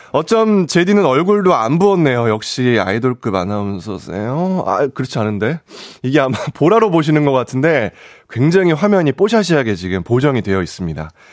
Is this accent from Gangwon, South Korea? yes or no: no; Gyeonggi Province, South Korea; 사투리는 안 되지만 공감은 뛰어난 경출, 경기도 출신 청년회장